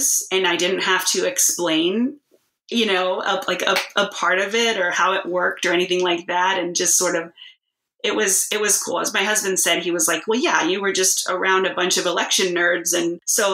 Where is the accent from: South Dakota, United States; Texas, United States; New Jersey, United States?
Texas, United States; moved away; also born or lived in Alaska; I'm born and raised in Texas. And I just moved back about a month or so ago